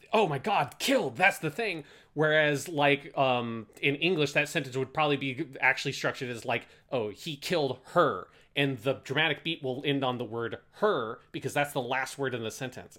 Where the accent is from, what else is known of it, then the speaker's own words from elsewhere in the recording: United States; particularly being American